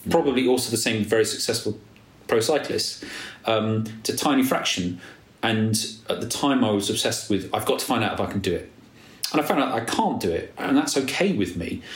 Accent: Nottingham, East Midlands, United Kingdom; also born or lived in London; now in Somerset, United Kingdom; I'm from Nottingham, so I support Nottingham Forest

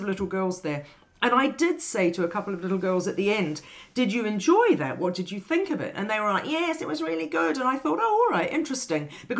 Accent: England, United Kingdom; because I'm quite English and my mother is even more English, hence my being half English

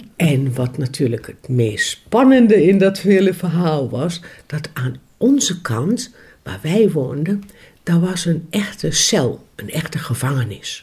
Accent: Ruurlo, Gelderland, Netherlands; Ik ben in 1961 geboren in Ruurlo, in het buitengebied.

